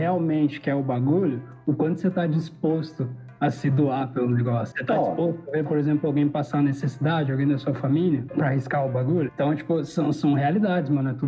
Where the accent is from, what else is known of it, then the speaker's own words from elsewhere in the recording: Rio Grande do Sul, Brazil; eu sou daqui do Rio Grande do Sul, né?